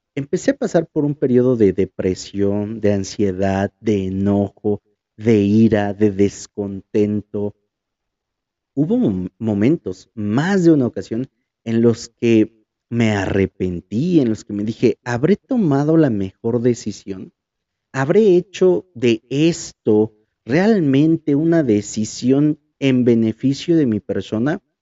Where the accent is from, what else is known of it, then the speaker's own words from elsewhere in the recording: Huajuapan de León, Oaxaca, Mexico; moved away; Cuando llego aquí a Huajuapan, empieza algo realmente diferente. Y diferente en el sentido de que volví al lugar en el que nací